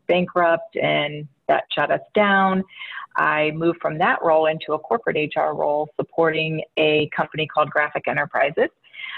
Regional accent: Massillon, Ohio, United States; I was born and raised in Massillon, Ohio

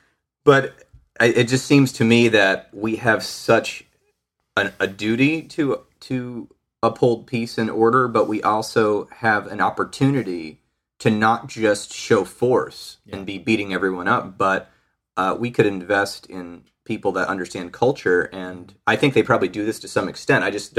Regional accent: United States; coming from the United States and growing up in the United States? I remember I'm a child of the early 80s

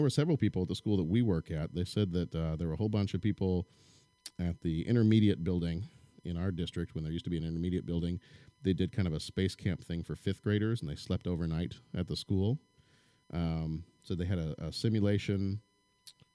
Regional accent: Texas, United States; now in Illinois, United States; I grew up in Texas

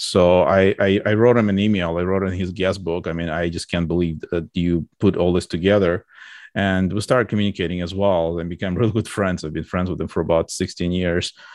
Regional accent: Georgia; moved away; I was born in U S S R in, like, a, in a small republic, uh, of Georgia

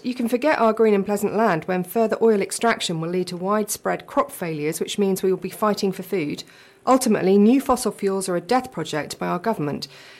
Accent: Suffolk, East of England, United Kingdom; So I grew up in Suffolk, so I have an affection for that painting.

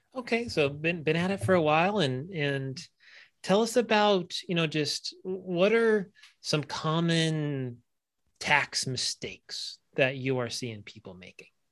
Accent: California, United States; I grew up in California.

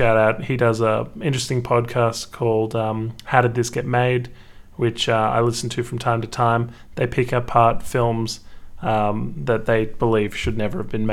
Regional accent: Canberra, Australian Capital Territory, Australia; We're both from Canberra as well

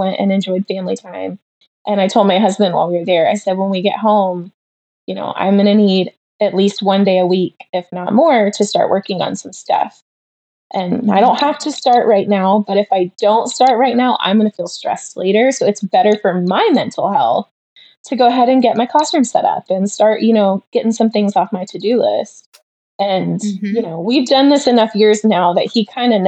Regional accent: Champaign, Illinois, United States; I'm from Illinois. I was born in Champaign. So I grew up there

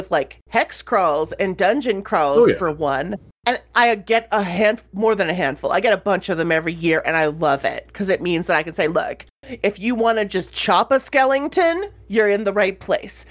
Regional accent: Canada; I'm a Canadian

